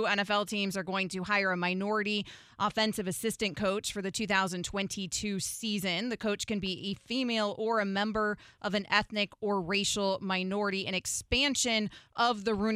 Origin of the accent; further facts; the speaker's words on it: Florida, United States; I'm a Floridian. I'm from Florida. I live in Florida